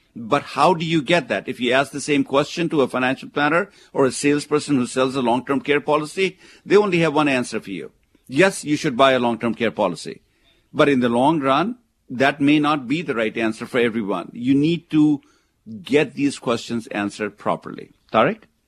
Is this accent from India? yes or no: yes; India; now in United States; where I come from, where I was born in India